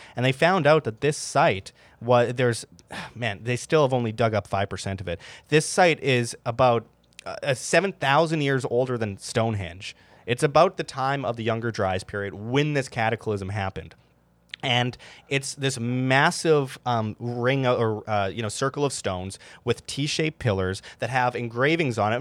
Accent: Winnipeg, Manitoba, Canada; I grew up in Winnipeg, Canada

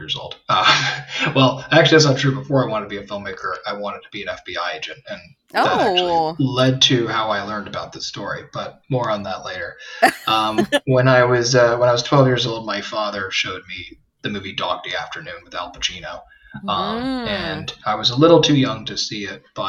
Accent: New York City, New York, United States; I grew up in New York City

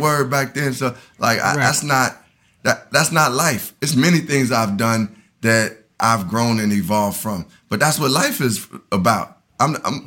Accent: Chicago, Illinois, United States; moved away as an adult; also born or lived in Tallahassee, Florida; I grew up on the South Side of Chicago.

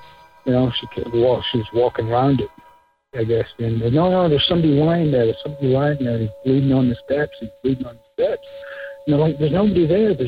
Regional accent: Scotland, United Kingdom; I was raised in Scotland

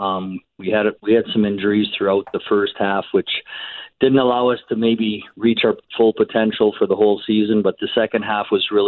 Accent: Canada; being a Canadian

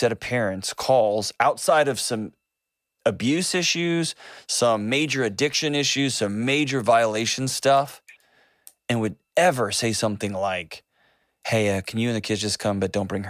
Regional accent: Texas, United States; I'm from Texas

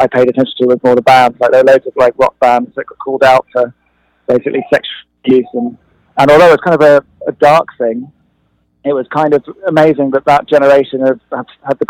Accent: London, United Kingdom; I grew up in London, and we were constantly being bombed by the IRA.

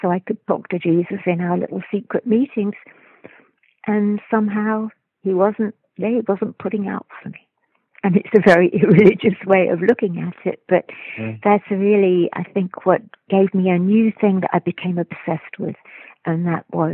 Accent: London, United Kingdom; I was raised in London

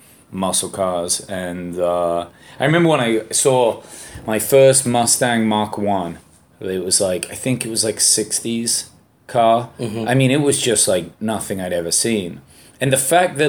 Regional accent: England, United Kingdom; being English

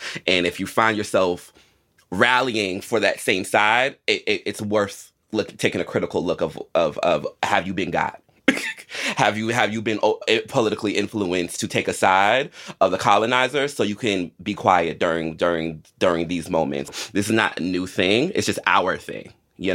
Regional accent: United States; because I think that is the biggest privilege of being an American

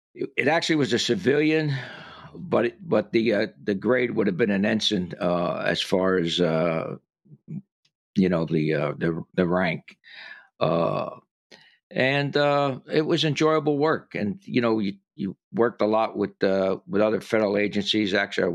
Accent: Paterson, New Jersey, United States; moved away as an adult; also born or lived in Jacksonville, Florida; growing up in Paterson, New Jersey

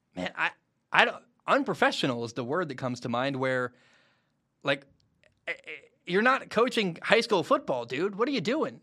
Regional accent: Portland, Oregon, United States; Two Portland guys from my hometown

